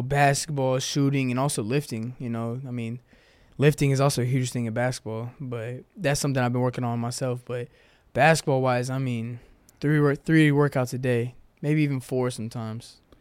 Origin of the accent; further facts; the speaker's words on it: Houston, Texas, United States; moved away as an adult; now in Chattanooga, United States; I'm from Houston, Texas